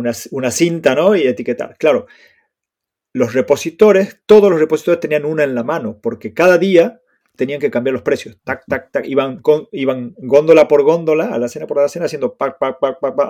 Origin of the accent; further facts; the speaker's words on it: Argentina; moved away as an adult; now in Spain; yo me fui de Argentina en el 2005, ya hace 17 años